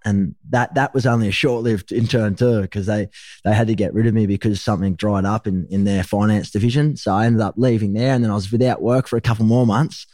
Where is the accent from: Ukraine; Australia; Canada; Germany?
Australia; Gold Coast, Queensland; also born or lived in Sydney, New South Wales; Ended up heading north up to the Gold Coast where I was raised.